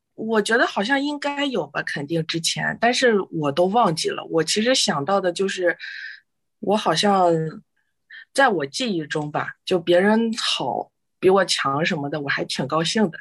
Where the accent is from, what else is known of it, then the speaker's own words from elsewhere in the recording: China; moved away; 我们中国人比较传统